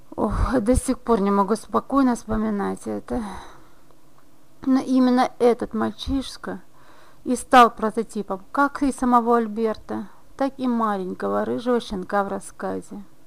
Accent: Briceni, Briceni District, Moldova; школьницей в районной газете города Брещаны, откуда я родом

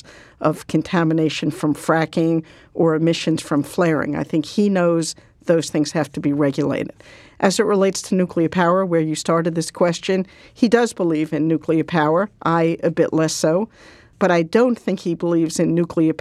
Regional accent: Massachusetts, United States; Massachusetts, my hometown, or at least my hometown

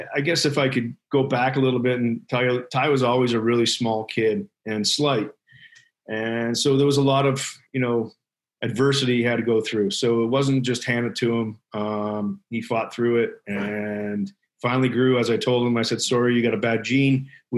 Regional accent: Ireland; We're from Ireland and we were in Disney one day, speaking of the Mad Dog name.

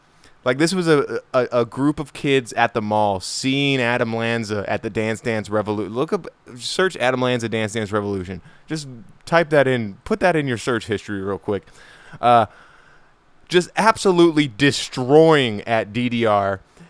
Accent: South Africa; I'm South African

